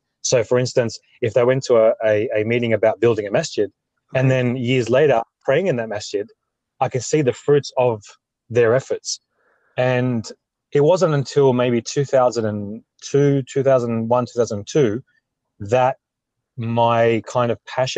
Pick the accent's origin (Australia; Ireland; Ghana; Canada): Australia; I am Australian born, father